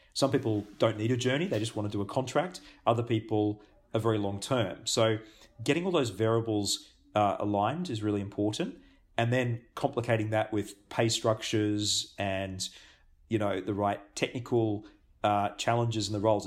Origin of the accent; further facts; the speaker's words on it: Australia; also born or lived in Singapore / Japan; now in New Zealand; I'm Australian born